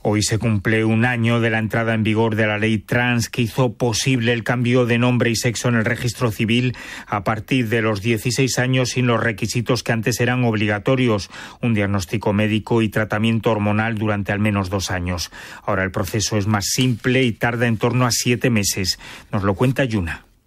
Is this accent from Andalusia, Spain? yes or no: yes; Almería, Andalusia, Spain; now in Seville, Spain; soy de Almería, aunque ahora vivo en Sevilla